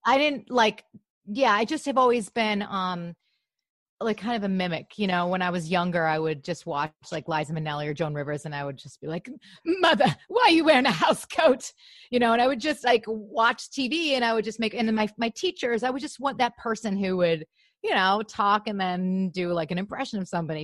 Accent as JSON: {"language": "English", "town": "Grosse Pointe", "region": "Michigan", "country": "United States", "also_born_or_lived": "Los Angeles", "moved": "yes", "lives_now": "Glendale, United States", "said": "I'm from Michigan"}